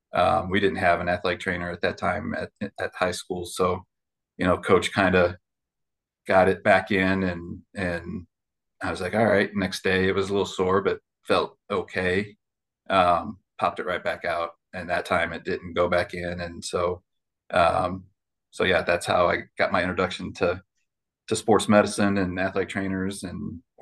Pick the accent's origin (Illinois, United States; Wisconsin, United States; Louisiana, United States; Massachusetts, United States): Illinois, United States; Chicago; also born or lived in South Bend, Indiana; I'm originally I was born up in South Bend, Indiana. And then I consider growing up in Chicago, far north suburb of Chicago. That's where I went to high school and had my formative years.